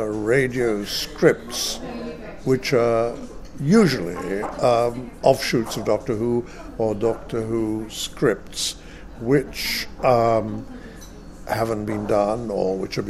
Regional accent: United Kingdom; also born or lived in France; I'm a British-French actor, I suppose.

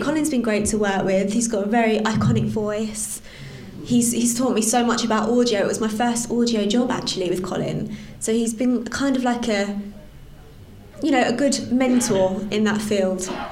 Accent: London, United Kingdom; I grew up in East London

